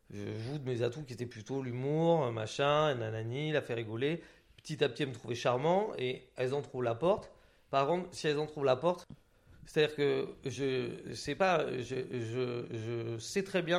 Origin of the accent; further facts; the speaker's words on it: Occitania, France; j'ai grandi dans les Hautes-Pyrénées, dans un bled et tout ça.